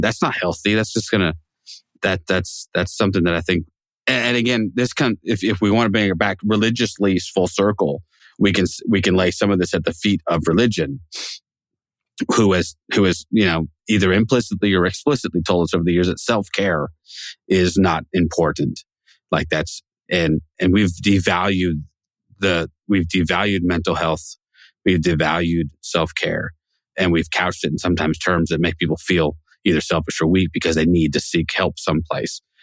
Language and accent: English; Pacific Northwest, United States; John and I grew up in the Pacific Northwest